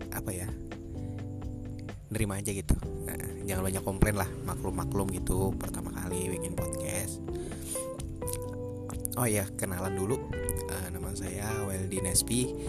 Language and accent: Indonesian; South Kalimantan, Indonesia; saya dari Kalimantan Selatan ya saya anak Kalimantan saya anak daerah